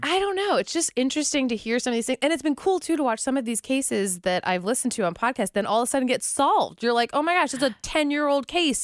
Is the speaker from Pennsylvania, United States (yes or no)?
yes; Pittsburgh, Pennsylvania, United States; moved away as an adult; also born or lived in West Virginia / Nashville / Orlando; now in Cincinnati, United States; I am from Pittsburgh